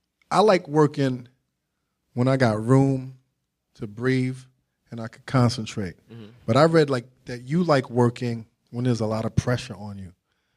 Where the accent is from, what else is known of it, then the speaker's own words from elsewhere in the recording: New York, United States; from New York, son.